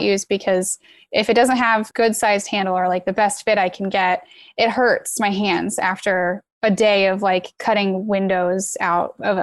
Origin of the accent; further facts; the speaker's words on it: Midwest, United States; moved away as an adult; also born or lived in Virginia; I grew up in the Midwest on a farm